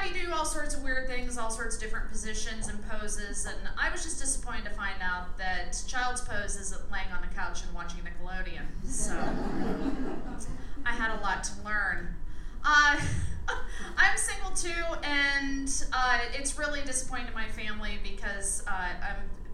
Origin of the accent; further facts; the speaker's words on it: Pennsylvania, United States; moved away; I am from Pennsylvania